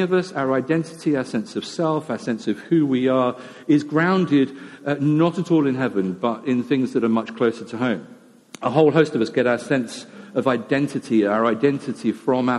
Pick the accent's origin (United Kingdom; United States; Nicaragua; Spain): United Kingdom; we're British